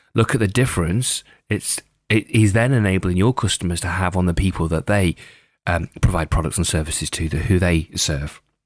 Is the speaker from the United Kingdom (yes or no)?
yes; Lake District, North West England, United Kingdom; growing up in the Lake District in the UK